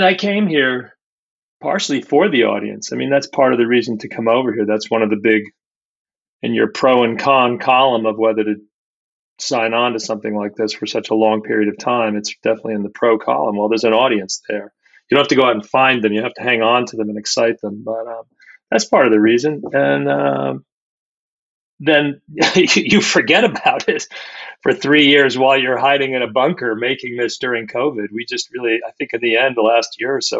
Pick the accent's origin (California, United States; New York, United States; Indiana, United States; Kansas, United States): New York, United States; Washingtonville; I grew up in Washingtonville